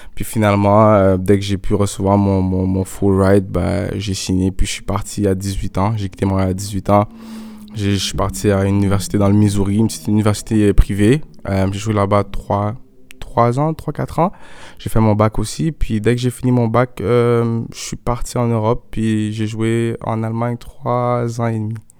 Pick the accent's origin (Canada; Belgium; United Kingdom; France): Canada; Montreal, Quebec; moved away as an adult; also born or lived in Laval / United States / Germany; J'ai grandi ici, je suis né à Montréal.